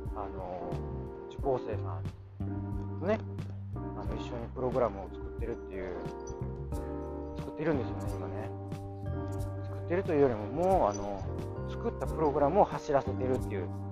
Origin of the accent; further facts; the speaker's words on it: Kansai, Japan; accent: Kansai-ben; 私のそのあの関西弁